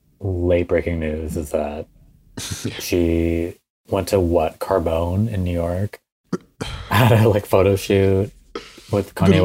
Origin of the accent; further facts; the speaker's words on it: Montreal, Quebec, Canada; I was born in Montreal